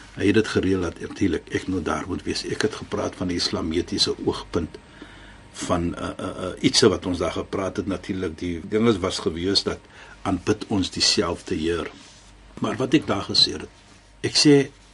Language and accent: Afrikaans; South Africa; now in Cape Town, South Africa; Ek is 'n Suid-Afrikaner